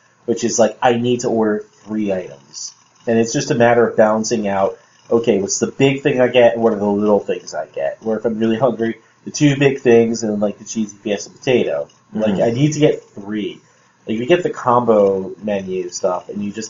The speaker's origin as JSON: {"language": "English", "town": "Toms River", "region": "New Jersey", "country": "United States", "tie": "born or raised there", "said": "I was a kid growing up in Toms River"}